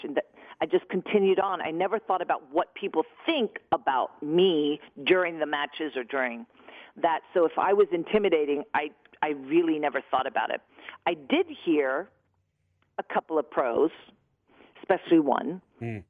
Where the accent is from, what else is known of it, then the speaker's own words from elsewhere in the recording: New York, United States; I'm from New York